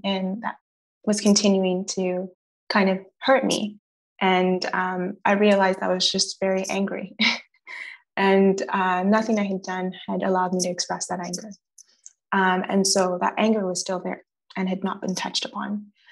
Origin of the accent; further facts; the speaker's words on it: Gatineau, Quebec, Canada; also born or lived in Montreal; I grew up in Gatineau